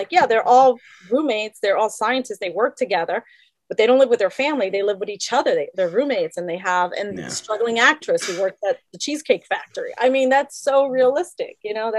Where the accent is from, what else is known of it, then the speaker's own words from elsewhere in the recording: New York City, New York, United States; moved away; growing up in New York City, it's a melting pot.